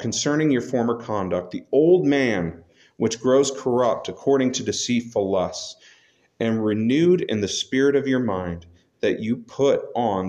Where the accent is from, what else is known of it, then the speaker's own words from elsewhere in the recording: United States; We just happen to be Americans